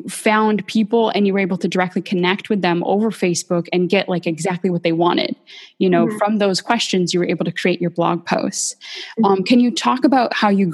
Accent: Bakersfield, California, United States; I'm from Bakersfield, California

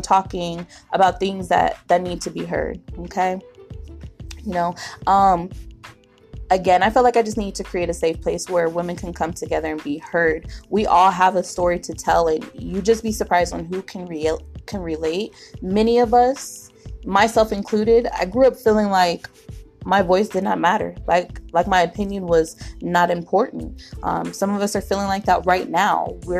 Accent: Miami, Florida, United States; born there; also born or lived in England / Illinois / Colorado; now in Arizona, United States; I was born in Miami, Florida, but I moved around a lot of the years. I lived in Florida, England, Illinois, then Colorado, back to Illinois, and now I'm here in Arizona.

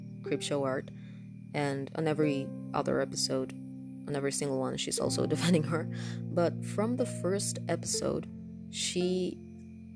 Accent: Honduras; first language Spanish; English is a second language; English is not my first language. I'm from Honduras, and my first language is Spanish, so I do have an accent

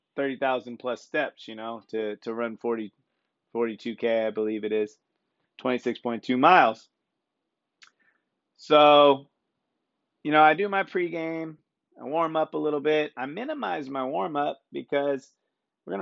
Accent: Sonoma County, California, United States; I'm from Sonoma County, and Santa Rosa is one of our bigger towns

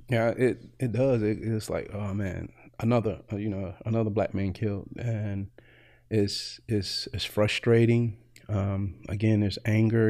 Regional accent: Greensboro, North Carolina, United States; moved away as an adult; now in Evansville, United States; originally from Greensboro, North Carolina, and uh, prior to coming to Evansville in 2012, uh, I basically had been in North Carolina all my life

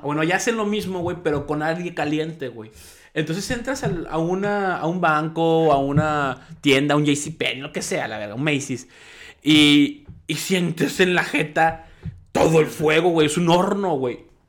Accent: Mexico; also born or lived in United States

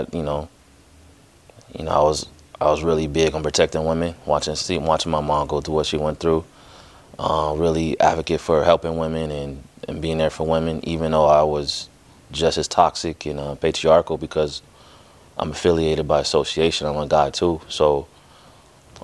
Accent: Los Angeles, California, United States; I was born in South Central Los Angeles. Born and raised off of Florence and Normandy. That's where I grew up

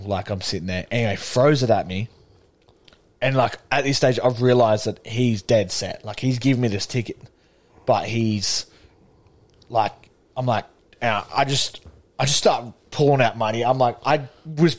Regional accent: Sydney, New South Wales, Australia; we're from Sydney

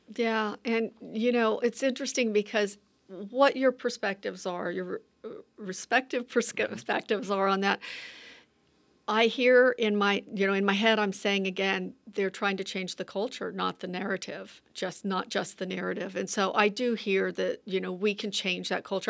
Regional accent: North Carolina, United States; growing up in rural communities, and it's really, and in the South

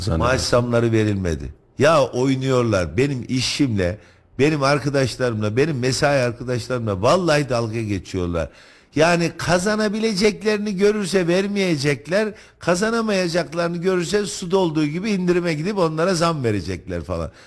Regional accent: Kayseri Province, Turkey; Ben Kayseri'de doğdum, Kayseri'de büyüdüm.

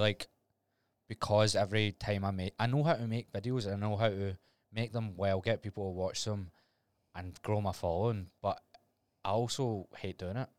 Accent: Glasgow, Scotland, United Kingdom; I was Glasgow

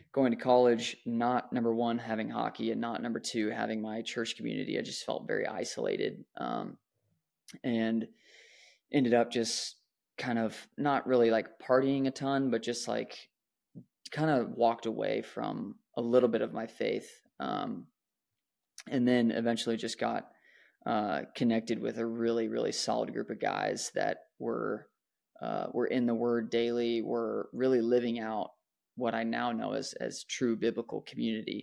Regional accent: Dallas, Texas, United States; I was born in the Dallas, Texas area to two awesome parents

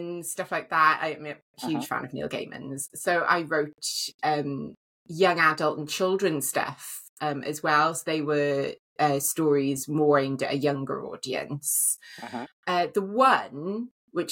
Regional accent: Wales, United Kingdom; because I live in Wales, I'm Welsh

